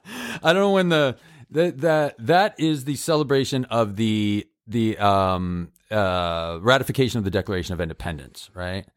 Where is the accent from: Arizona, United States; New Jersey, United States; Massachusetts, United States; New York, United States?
Massachusetts, United States; I grew up in Massachusetts where we think we created America